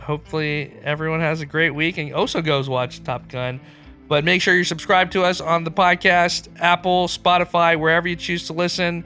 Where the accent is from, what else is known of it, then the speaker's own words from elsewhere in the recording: Pakistan; moved away; I grew up in Pakistan. I go back a few times a year